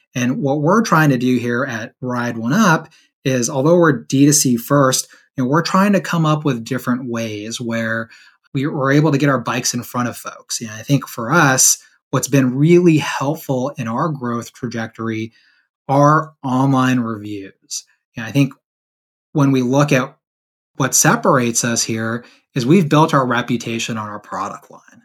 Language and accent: English; San Diego, California, United States; I grew up actually in San Diego, California